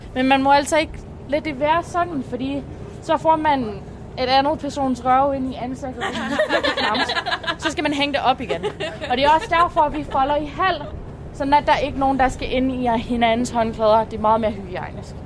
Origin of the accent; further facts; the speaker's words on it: Canada; Danish is a second language; moved away; Jeg er fra Kanada, som sagt, så jeg er ikke hyret på grund af mit danske sprog. Den har jeg kun lært for tre år siden